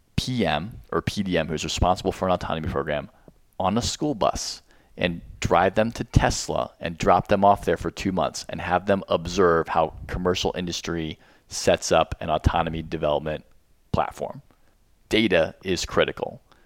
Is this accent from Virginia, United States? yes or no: yes; Arlington, Virginia, United States; I lived here my whole life